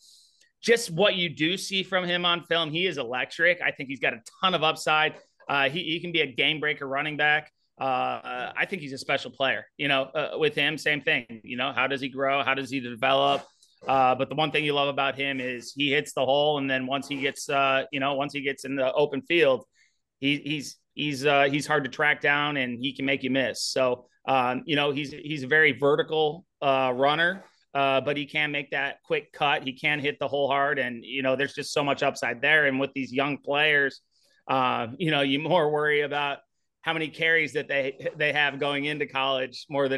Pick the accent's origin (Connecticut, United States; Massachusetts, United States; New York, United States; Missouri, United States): Missouri, United States; St. Louis; Yeah, so St. Louis football, going back, I grew up kind of around St. Louis football.